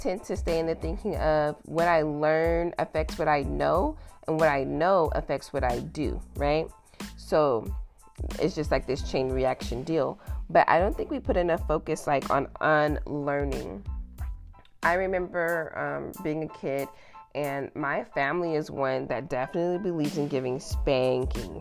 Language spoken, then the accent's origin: English; the South, United States; moved away; I grew up in the South